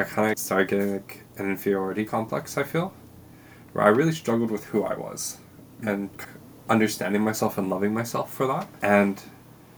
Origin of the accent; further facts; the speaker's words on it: Hawaii, United States; moved away as an adult; also born or lived in East Coast, United States; now in New Zealand; I was born in Hawaii